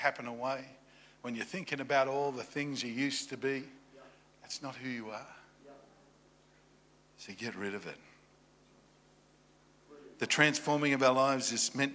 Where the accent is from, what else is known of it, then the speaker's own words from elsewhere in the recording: Australia; now in Virginia Beach, United States; I'm Australian